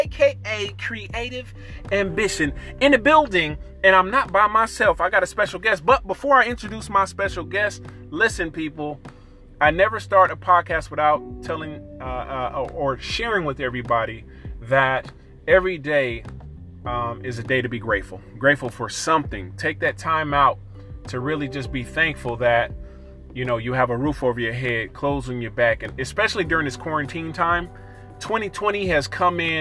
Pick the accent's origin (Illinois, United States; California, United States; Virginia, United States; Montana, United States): California, United States; East Oakland, Sacramento; the first part of my years, I grew up in Oakland as well, East Oakland. And then our family moved to other part of our family, we all moved to Sacramento